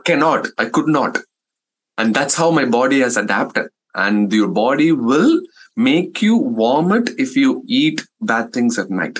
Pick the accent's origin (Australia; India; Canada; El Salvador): India; English is a second language; moved away as an adult; now in United States; as an Indian community uh, is that uh, um, we don't prioritize our health